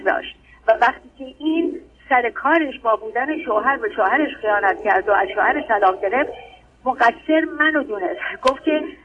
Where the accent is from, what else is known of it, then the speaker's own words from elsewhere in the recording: Tehran, Tehran Province, Iran; خودم مال تهرانم